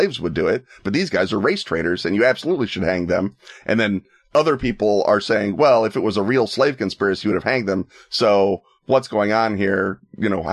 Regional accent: Chicago, Illinois, United States; me as a Chicagoan

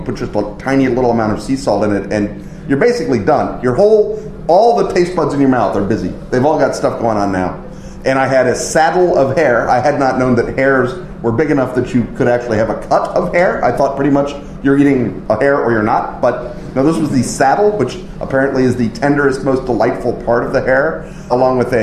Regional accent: United States; as an American

